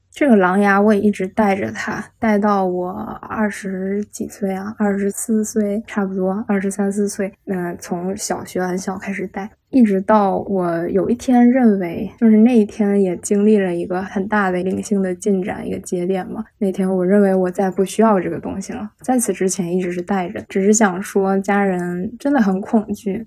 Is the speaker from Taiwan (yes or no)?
no; Northeast China, China; moved away; 我家是东北的嘛